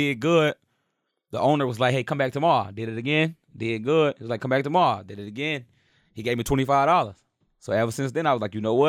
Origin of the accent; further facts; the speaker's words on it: Arkansas, United States; I'm from Arkansas.